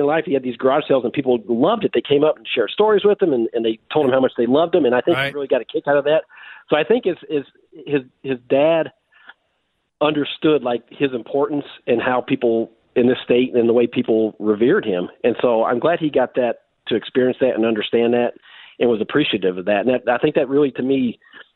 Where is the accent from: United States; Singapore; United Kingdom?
United States; Tennessee; moved away as an adult; now in Minnesota, United States; I grew up in Tennessee.